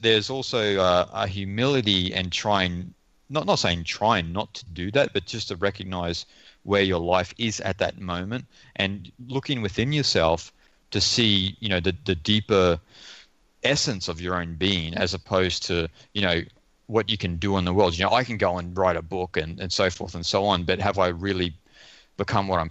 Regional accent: Australia; moved away; also born or lived in India; being an Australian kid thrown into places like India

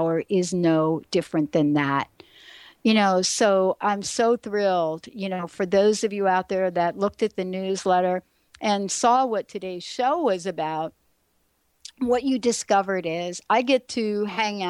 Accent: New York, United States; moved away as an adult; now in Seattle, United States; this kid growing up in the Bronx in New York

